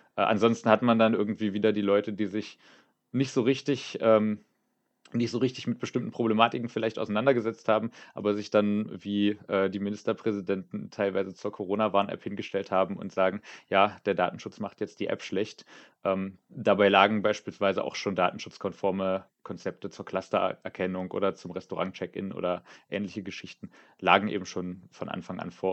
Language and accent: German; Saxony-Anhalt, Germany; now in Potsdam, Germany; Ich bin in Sachsen-Anhalt aufgewachsen